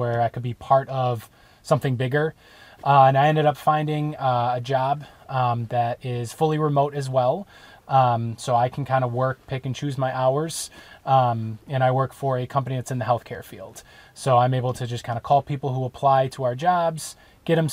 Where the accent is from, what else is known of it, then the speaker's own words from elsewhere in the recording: Wisconsin, United States; moved away; we're from Wisconsin